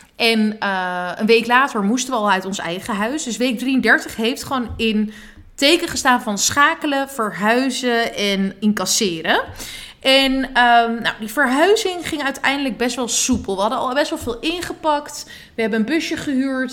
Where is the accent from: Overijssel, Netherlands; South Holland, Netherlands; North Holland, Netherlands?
North Holland, Netherlands; Badhoevedorp; also born or lived in Amsterdam; bij mijn ouders in de straat in Badverdorp. Waar ik ben opgegroeid.